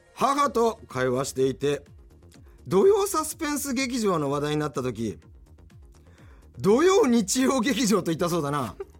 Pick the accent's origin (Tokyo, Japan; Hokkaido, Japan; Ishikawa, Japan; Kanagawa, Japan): Hokkaido, Japan; Tomakomai; 我々の地元苫小牧